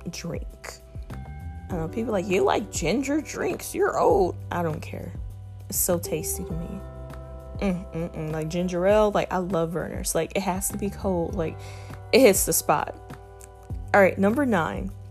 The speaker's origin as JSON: {"language": "English", "town": "Toledo", "region": "Ohio", "country": "United States", "tie": "born or raised there", "moved": "yes", "said": "I am from Toledo, Ohio, also known as Mud City, the Mud, 419, that's the area code. I grew up, I've been raised in Toledo, but I haven't lived there in about 7 years"}